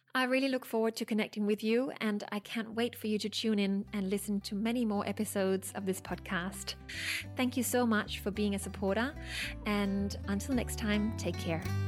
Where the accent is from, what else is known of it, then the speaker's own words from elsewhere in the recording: Denmark; now in Sydney, Australia; I'm originally from Denmark. I live in Sydney